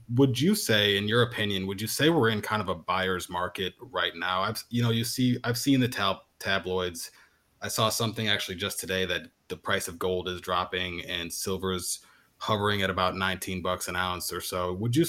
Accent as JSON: {"language": "English", "country": "Canada", "said": "although as a Canadian native, you'll be happy to know that I became the proud owner of my very first maple leaf just recently"}